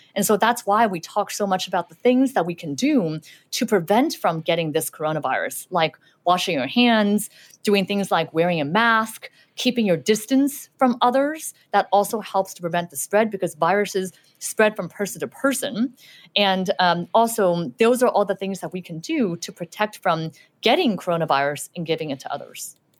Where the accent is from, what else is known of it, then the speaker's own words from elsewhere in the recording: Southern California, United States; English is a second language; also born or lived in Shanghai, China / Utah; I lived there for a few years, and then we, we moved to Los Angeles, and I mainly grew up in Southern California